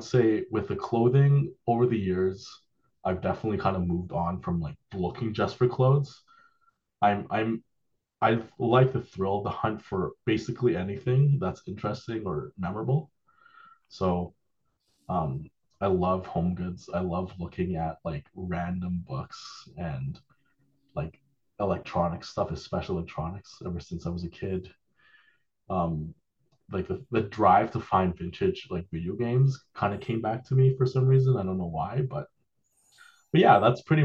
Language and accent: English; Toronto, Ontario, Canada; moved away as an adult; when I was a kid, so I grew up in Toronto. I moved here about 10 years ago.